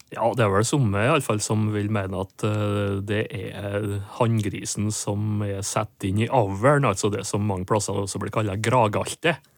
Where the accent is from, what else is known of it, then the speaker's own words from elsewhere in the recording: Nordmøre, Møre og Romsdal, Norway; Nordmøre, der jeg vokste opp.